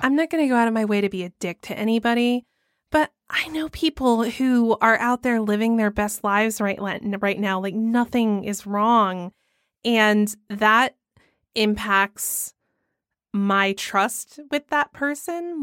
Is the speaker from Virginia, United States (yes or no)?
no; Georgia, United States; I'm from Georgia